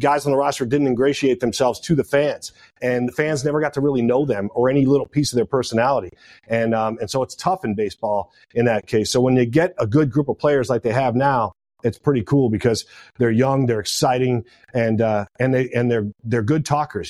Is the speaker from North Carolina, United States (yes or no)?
no; Detroit, Michigan, United States; moved away as an adult; now in Seattle, United States; it's my home state. It's my hometown